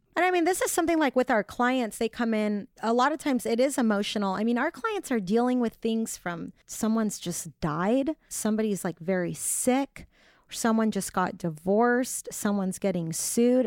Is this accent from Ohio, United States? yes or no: no; Orange County, California, United States; moved away as an adult; also born or lived in Bakersfield; I'm from Orange County